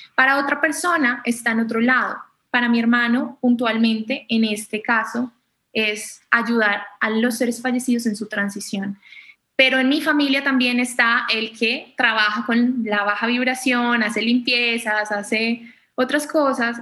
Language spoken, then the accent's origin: Spanish; Colombia; soy colombiana